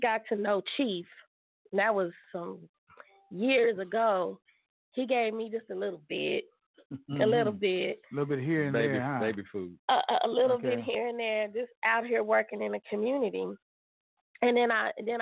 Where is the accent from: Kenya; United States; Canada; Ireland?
United States; Philadelphia, Pennsylvania; growing up in Philadelphia, where my dad's family is